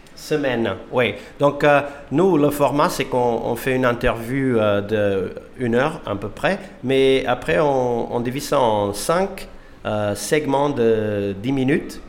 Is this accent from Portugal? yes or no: yes; Portugal; moved away as an adult; now in Finland; Je suis portugais, j'habite en Finlande depuis 20